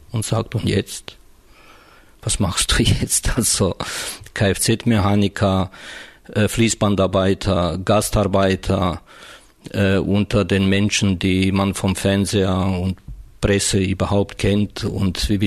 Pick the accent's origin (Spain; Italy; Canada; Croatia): Croatia; ob das mit dem Arbeitersein und Gewerkschafter zusammenhängt oder mit meiner Herkunft, nämlich äh, als Kroate.